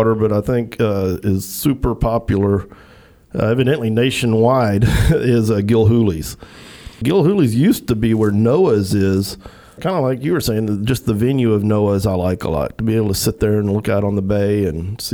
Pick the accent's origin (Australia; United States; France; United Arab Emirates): United States; Pearland, Texas; my hometown of Pearland